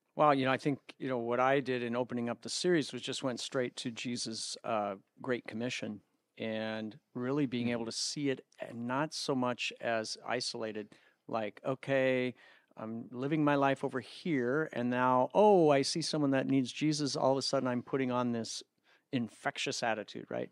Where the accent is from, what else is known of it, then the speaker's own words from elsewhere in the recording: United States; as an American, a North American from the United States